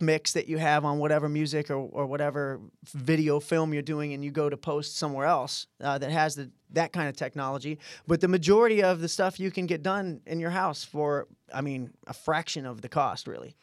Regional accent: Midwest, United States; we're all from the Midwest, all from good families

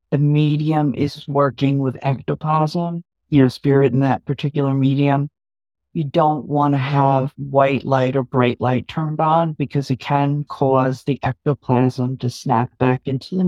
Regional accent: New York, United States; I'm New York too.

